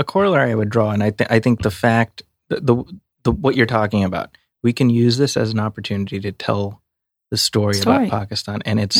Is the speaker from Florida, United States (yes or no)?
no; Chicago, Illinois, United States; moved away; I grew up in Chicago